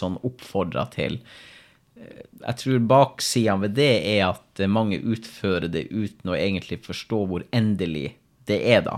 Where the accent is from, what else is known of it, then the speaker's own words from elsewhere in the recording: Finnmark, Norway; Men nå er jeg fra Finnmark